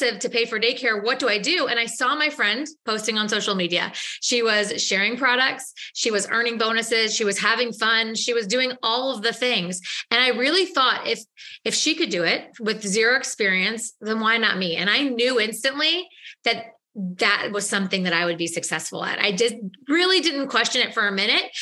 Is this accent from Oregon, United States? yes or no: no; St. Louis, Missouri, United States; I am from St. Louis, Missouri